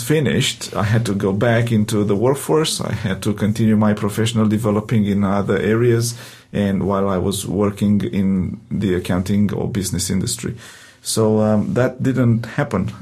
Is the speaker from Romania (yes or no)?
yes; Romania; accent: Romanian; English is a second language; moved away as an adult; now in Adelaide, Australia; my heavy accent, in uh, Romanian accent